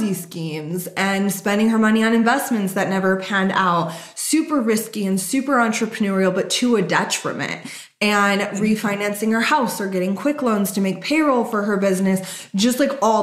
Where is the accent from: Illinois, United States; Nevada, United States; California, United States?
Nevada, United States; Las Vegas; I grew up in Vegas